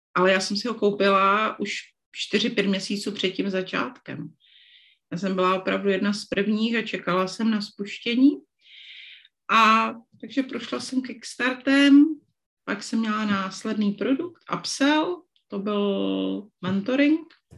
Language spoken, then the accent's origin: Czech; Moravian Slovakia, South Moravian Region, Czechia; moved away; já jsem děvčice ze Slovácka